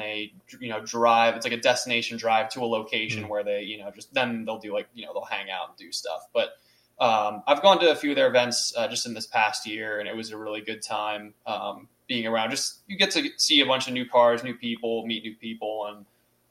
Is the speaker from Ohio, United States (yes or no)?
no; Doylestown, Pennsylvania, United States; I grew up in Doylestown, so I was very familiar with all those back roads out there from my days of high school